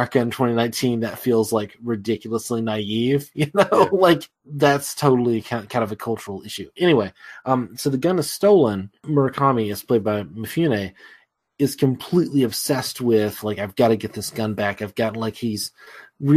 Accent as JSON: {"language": "English", "country": "United States", "said": "as an American"}